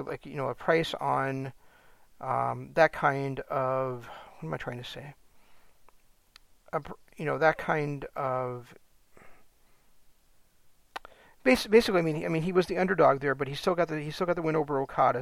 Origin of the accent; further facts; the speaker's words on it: United States; being an American New Japan fan